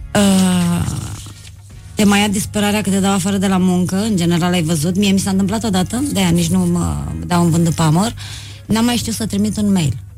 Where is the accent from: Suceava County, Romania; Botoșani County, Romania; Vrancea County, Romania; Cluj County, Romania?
Suceava County, Romania; Suceava; m-am născut în Suceava.